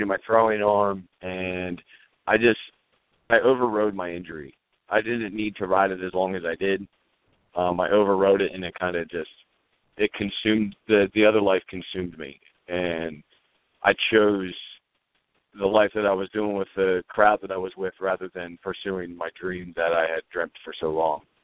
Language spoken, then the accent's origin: English; Elizabethtown, Pennsylvania, United States; I grew up in a small town called Elizabethtown, which is uh, about 15 minutes outside of Lancaster